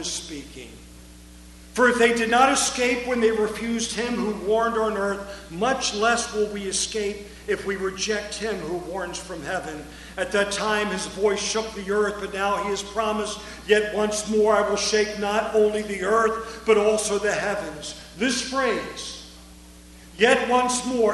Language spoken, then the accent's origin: English; United States; also born or lived in Eastern Europe; I'm an American.